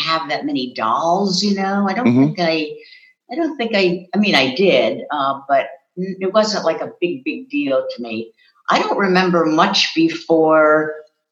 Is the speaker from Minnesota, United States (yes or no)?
no; Wallingford, Pennsylvania, United States; also born or lived in Swarthmore, Pennsylvania; the town that I grew up in was called Wallingford, Pennsylvania